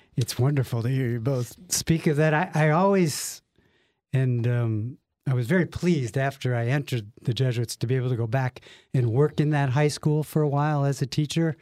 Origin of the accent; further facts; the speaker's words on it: Lakewood, Ohio, United States; We grew up in Lakewood, Ohio, which, for those of you who don't know it, is the lovely first suburb west of Cleveland